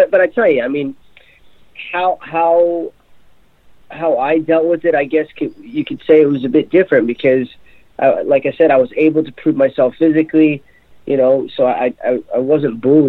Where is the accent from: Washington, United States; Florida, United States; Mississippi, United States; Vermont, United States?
Florida, United States; moved away as an adult; also born or lived in Ohio; now in Hong Kong; I'm from Florida. I grew up in Florida.